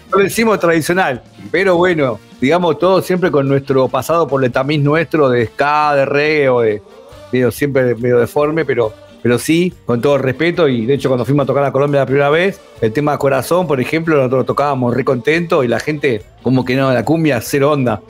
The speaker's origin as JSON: {"language": "Spanish", "country": "Argentina"}